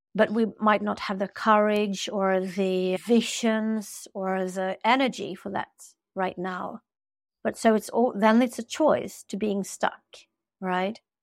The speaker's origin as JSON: {"language": "English", "country": "Sweden", "said": "I'm from Sweden. We have this culture here"}